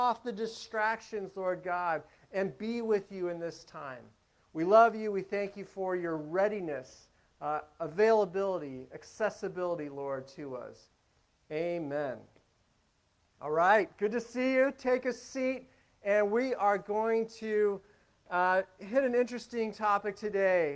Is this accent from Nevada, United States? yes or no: yes; Las Vegas, Nevada, United States; moved away; also born or lived in Pacific Northwest; I'm from Las Vegas originally